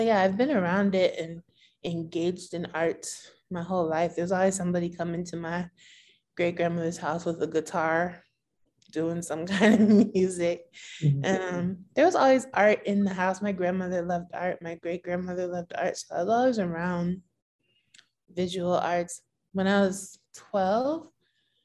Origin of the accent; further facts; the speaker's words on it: Bridgeport, Connecticut, United States; also born or lived in California / Norwalk / Boston; I was born in Bridgeport. We lived in California for like 4 or 5 years. And we moved back to be closer to the larger part of my family.